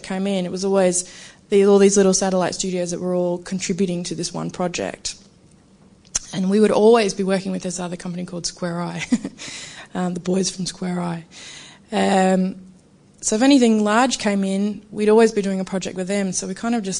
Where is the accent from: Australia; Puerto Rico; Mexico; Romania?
Australia; Brisbane, Queensland; moved away as an adult; now in Melbourne, Australia; I come from Brisbane at QCA